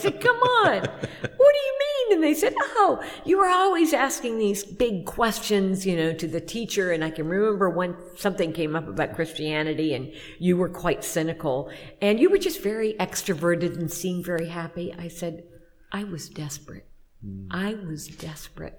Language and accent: English; Champaign, Illinois, United States; moved away; It was Champaign High School, Champaign-Urbana is my hometown